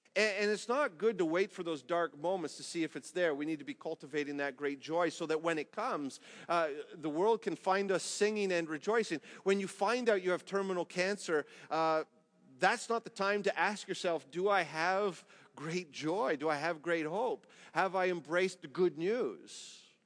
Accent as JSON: {"language": "English", "country": "Canada", "said": "as a Canadian"}